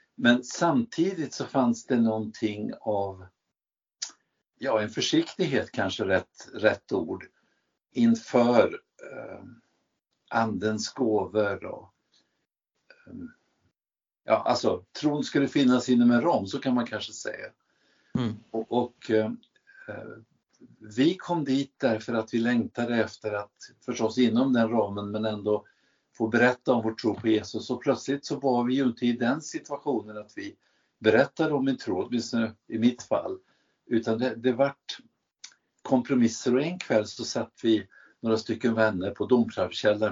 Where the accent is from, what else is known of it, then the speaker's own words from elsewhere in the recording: Värmland, Sweden; jag kommer ifrån Värmland